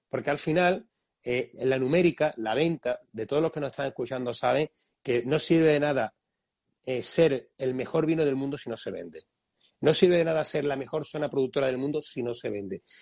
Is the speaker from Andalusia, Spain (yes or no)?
yes; Montilla, Andalusia, Spain; porque ya quisiera yo, también soy de Montilla.